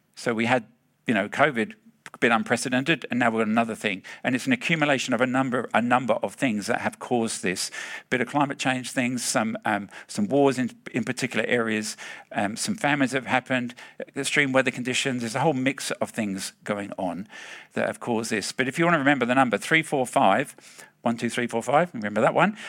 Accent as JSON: {"language": "English", "region": "England", "country": "United Kingdom", "moved": "yes", "lives_now": "Australia", "said": "I'm from the Palmy Land"}